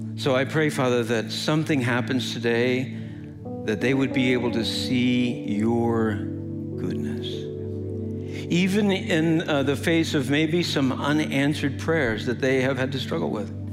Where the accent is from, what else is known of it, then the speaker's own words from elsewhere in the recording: Midwest, United States; But I'm from the Midwest. I'm Midwest nice